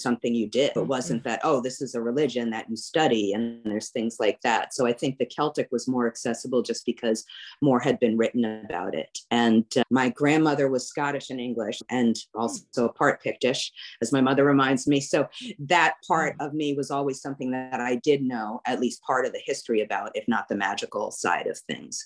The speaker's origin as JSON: {"language": "English", "town": "New York City", "region": "New York", "country": "United States", "tie": "born or raised there", "moved": "yes", "lives_now": "New Orleans, United States", "said": "I grew up in New York City, right next to the Verrazano Bridge"}